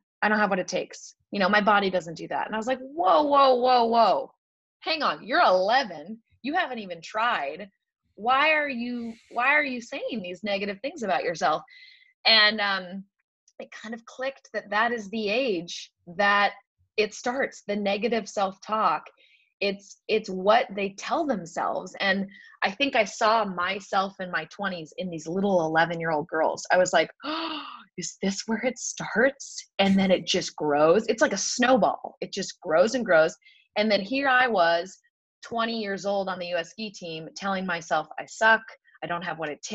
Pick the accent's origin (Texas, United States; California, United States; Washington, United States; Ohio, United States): Washington, United States; Seattle; I grew up in Seattle, which... ski racing, it's not a huge sport there